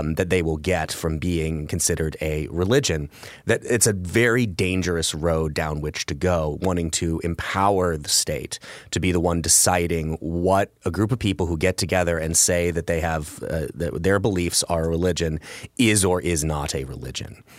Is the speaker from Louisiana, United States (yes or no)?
no; Illinois, United States; I'm from Illinois